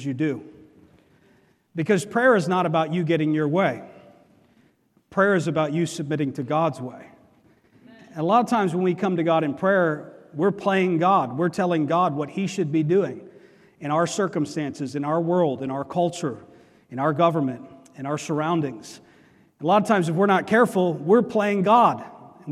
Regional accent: Howell, New Jersey, United States; also born or lived in New York City / Philadelphia; my family, when I was very young, moved from New York City, and we moved to Howell, New Jersey.

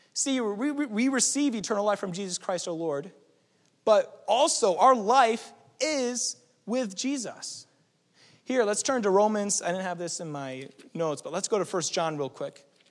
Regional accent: New England, United States; moved away; also born or lived in California; we're from New England

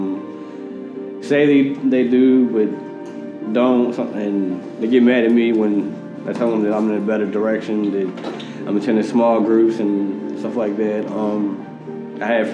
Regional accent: Richmond, Virginia, United States; also born or lived in Fayetteville, North Carolina / Chesterfield, Virginia; I'm originally from Richmond, Virginia. I grew up back and forth from Chesterfield, Richmond, to Fayetteville, North Carolina

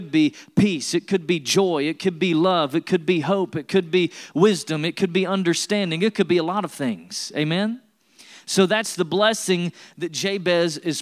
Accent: East Tennessee, United States; I was born in Tennessee and raised in East Tennessee. I was raised in the foothills of the Smoky Mountains.

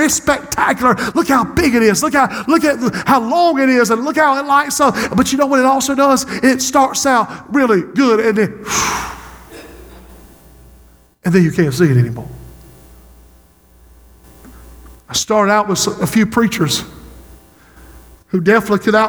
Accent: Society Hill, South Carolina, United States; Society Hill, my hometown

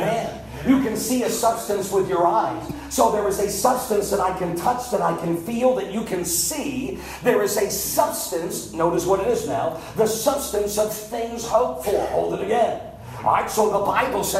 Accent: Northeast, United States; I grew up in the Northeast

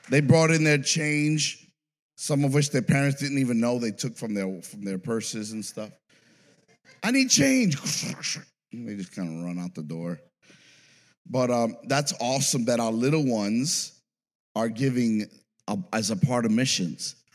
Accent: New York City, New York, United States; I came from New York City, I never heard of this.

